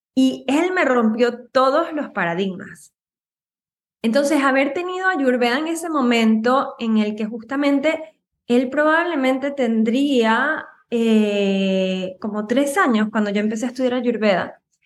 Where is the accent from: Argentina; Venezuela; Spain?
Venezuela; moved away as an adult; now in United States; yo soy de Venezuela.